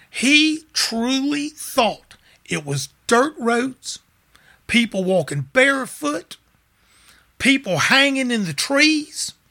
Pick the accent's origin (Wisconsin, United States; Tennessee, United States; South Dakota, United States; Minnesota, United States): Tennessee, United States; Memphis; now in Mississippi Gulf Coast, United States; I'm from Memphis. Racism Martin Luther King was killed there. You know, uh, I w- I grew up in the '60s, you know, in Memphis